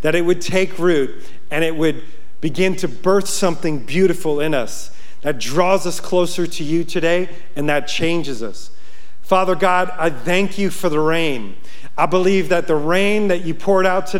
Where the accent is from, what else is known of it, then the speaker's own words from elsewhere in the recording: Yonkers, New York, United States; moved away as an adult; now in Montana, United States; I grew up in Yonkers, New York.